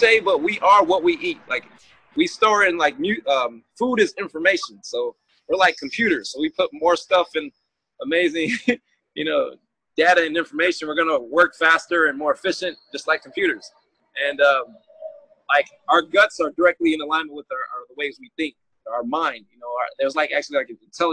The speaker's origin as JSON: {"language": "English", "region": "Michigan", "country": "United States", "tie": "born or raised there", "moved": "as an adult", "lives_now": "San Diego, United States", "said": "I grew up in Michigan, and then I did move to California, San Diego in particular, in 2011."}